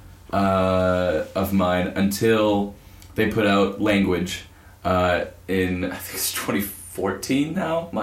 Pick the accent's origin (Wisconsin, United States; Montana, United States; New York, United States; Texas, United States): Wisconsin, United States; Greenfield; I'm from Greenfield, Wisconsin